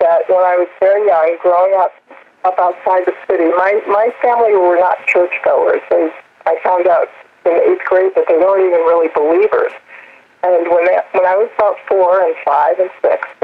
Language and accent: English; New York City, New York, United States; moved away as an adult; also born or lived in Northeast United States; now in Hubert, North Carolina, United States; I was born in New York City, right outside it, and until a year ago, spent my entire life in the Northeast